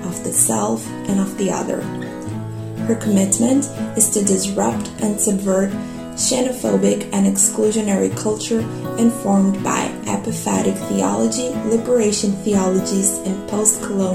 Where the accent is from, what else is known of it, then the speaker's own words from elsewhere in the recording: Brazil; now in London, United Kingdom; I'm from Brazil